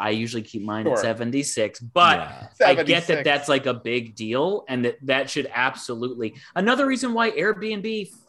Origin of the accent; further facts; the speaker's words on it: Ann Arbor, Michigan, United States; in my hometown, in my hometown of Ann Arbor, Michigan.